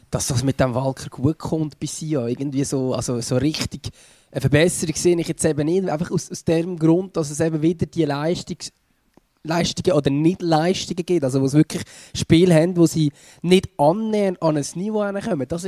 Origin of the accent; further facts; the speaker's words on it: Lucerne, Switzerland; bin ich Luzerner und kann sagen, souverän